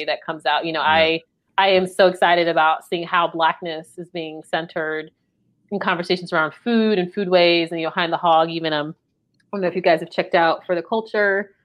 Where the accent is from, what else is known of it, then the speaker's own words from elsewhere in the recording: Maryland, United States; now in North Carolina, United States; although I'm from Maryland, but I do live in North Carolina